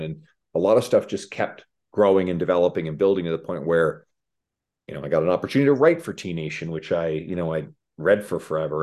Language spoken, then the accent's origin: English; Newfoundland and Labrador, Canada; moved away as an adult; now in Edmonton, Canada; I moved from the East Coast of Canada, where I'm originally from, Newfoundland